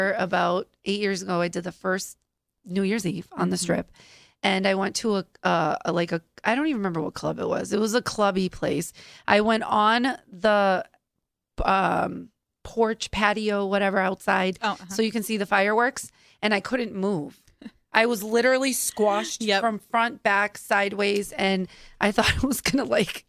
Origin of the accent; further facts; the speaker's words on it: Massachusetts, United States; You know I'm from Massachusetts, right?